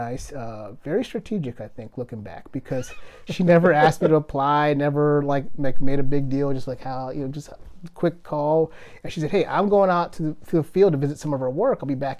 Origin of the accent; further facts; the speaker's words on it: Kenya; I am Kenyan, but I literally don't run like a Kenyan.